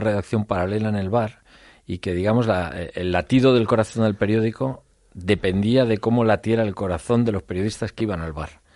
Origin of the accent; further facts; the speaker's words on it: Spain; cuando salimos de España